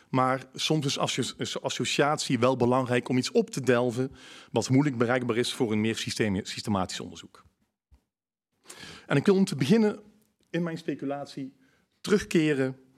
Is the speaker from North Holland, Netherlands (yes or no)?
no; North Brabant, Netherlands; accent: Brabant; Ik hoop dat, het, eh, dat jullie mij goed kunnen verstaan. Met mijn Brabants accent.